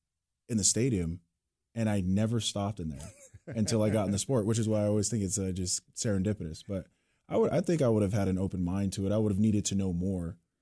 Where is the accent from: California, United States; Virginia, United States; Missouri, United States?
California, United States; San Diego; moved away as an adult; also born or lived in Manhattan, Kansas; I grew up on the West Coast from San Diego